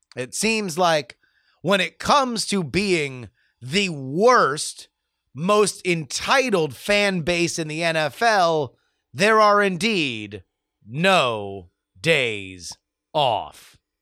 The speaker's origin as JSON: {"language": "English", "region": "South Florida", "country": "United States", "moved": "yes", "lives_now": "West Coast, United States", "said": "I am from South Florida"}